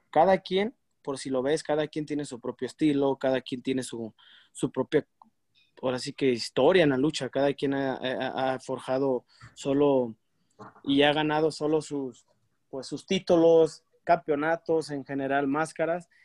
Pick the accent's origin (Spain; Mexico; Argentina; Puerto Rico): Mexico; uno como mexicano